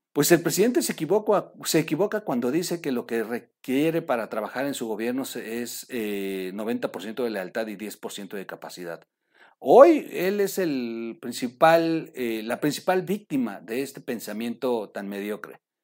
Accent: Mexico; trabajando como tantos mexicanos

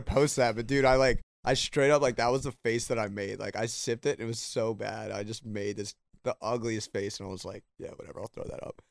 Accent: Maryland, United States; we're both from Maryland

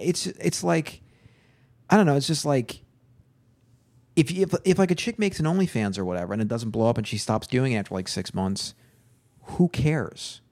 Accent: Long Island, New York, United States; I'm from Long Island

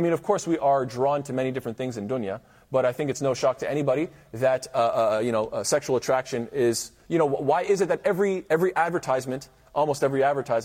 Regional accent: Canada; as a Canadian

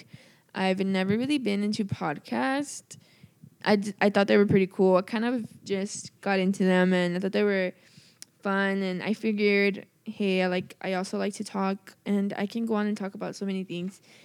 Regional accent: El Centro, California, United States; moved away as an adult; now in Chico, United States; I'm from Imperial Valley in El Centro, California

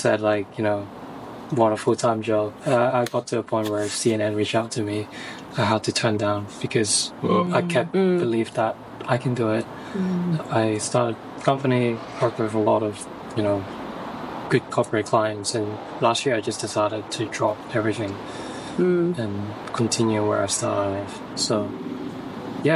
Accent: East Coast of Australia, Australia; moved away as an adult; now in Perth, Australia; I'm Australian, but technically I'm kind of like hybrid. I used to grow up here in East Coast

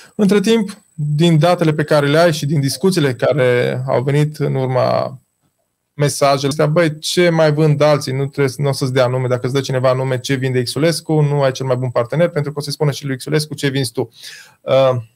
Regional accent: Baia Mare, Maramureș County, Romania; noi suntem din Baia Mare, așa vorbim noi

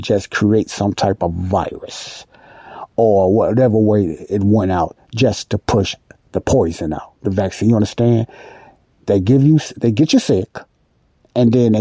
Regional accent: Chicago, Illinois, United States; I was born and raised in Chicago, Illinois.

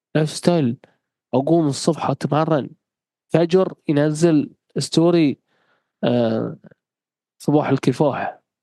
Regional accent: Bahrain; احنا عندنا مثل بحرين

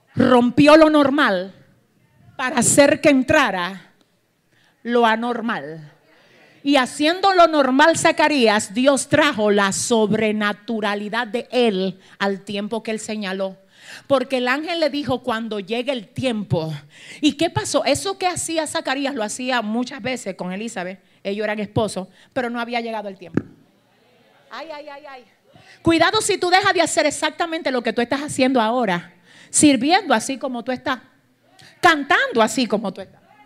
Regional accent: Cibao, Dominican Republic; yo soy cibaeña

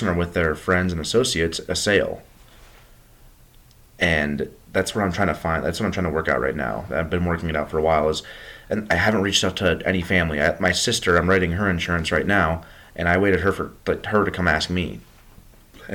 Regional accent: Berthoud, Colorado, United States; when I was in Berthoud, my hometown

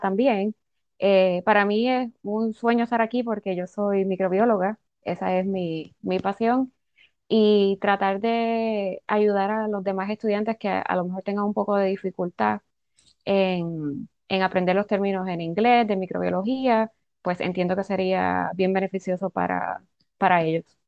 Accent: Puerto Rico; moved away as an adult; now in Florida, United States; Soy también nacida y criada en Puerto Rico.

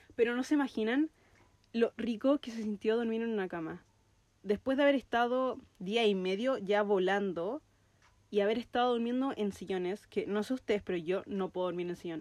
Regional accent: Chile; first language Spanish; also born or lived in New Zealand; estoy en Chile, estoy pisando suelo chileno

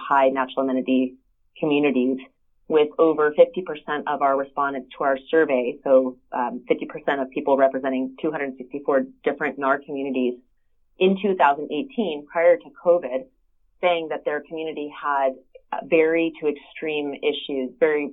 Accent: Sandpoint, Idaho, United States; now in Utah, United States; Sandpoint, which is my hometown in northern Idaho

